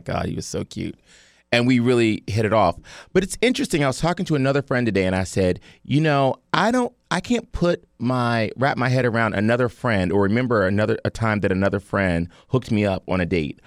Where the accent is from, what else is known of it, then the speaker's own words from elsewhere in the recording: Cleveland, Ohio, United States; I'm from Cleveland